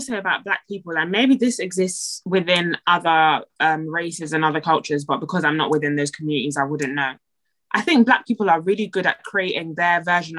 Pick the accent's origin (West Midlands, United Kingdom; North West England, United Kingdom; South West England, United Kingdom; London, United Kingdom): London, United Kingdom